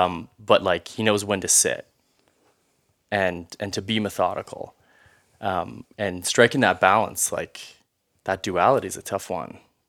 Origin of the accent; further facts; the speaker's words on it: Ontario, Canada; Growing up in Ontario, in Canada, where I did, such thick forest, such thick timber.